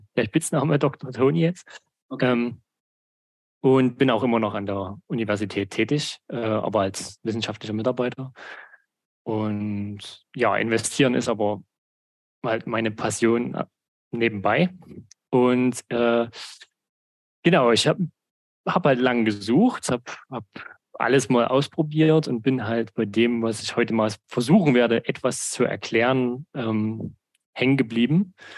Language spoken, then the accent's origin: German; Saxony, Germany; ich komme aus Sachsen, habe in Sachsen äh, studiert und arbeite auch immer noch in Sachsen. Also ich habe eigentlich meine Heimat nie verlassen